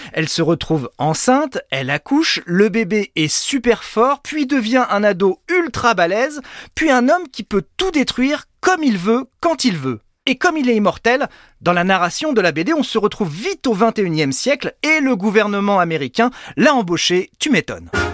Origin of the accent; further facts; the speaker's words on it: France; chez nous en France